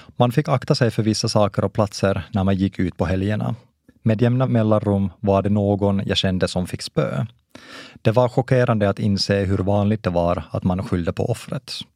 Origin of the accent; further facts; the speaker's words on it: Lahti, Päijät-Häme, Finland; first language Finnish; Swedish is a second language; moved away as an adult; now in Uppsala, Sweden; Jag är uppvuxen i Lahtis, där det var vanligare att höra ryska än svenska.